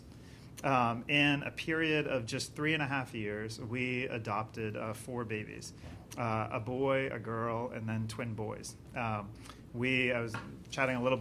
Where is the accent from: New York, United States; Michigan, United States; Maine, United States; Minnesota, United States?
Maine, United States; moved away as an adult; now in Florida, United States; I'm originally from Maine, even though I live in Florida now